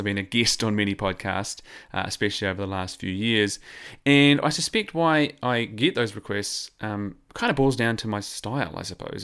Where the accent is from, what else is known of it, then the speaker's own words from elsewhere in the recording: New Zealand; accent: New Zealand; I am a New Zealander